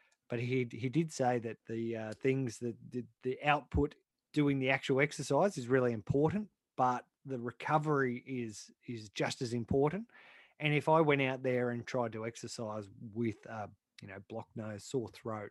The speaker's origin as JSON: {"language": "English", "region": "New South Wales", "country": "Australia", "tie": "born or raised there", "said": "when I was a kid growing up in New South Wales"}